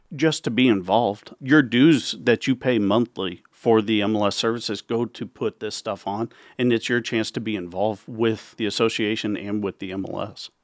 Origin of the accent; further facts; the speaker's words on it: Carter Lake, Iowa, United States; also born or lived in Council Bluffs, Iowa; I grew up in Carter Lake. I moved to Count's Bluffs when I bought my first home